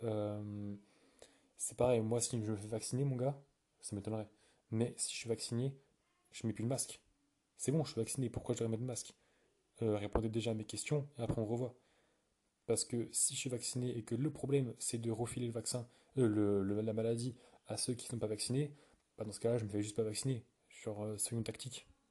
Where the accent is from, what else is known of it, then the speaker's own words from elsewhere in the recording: France; je suis français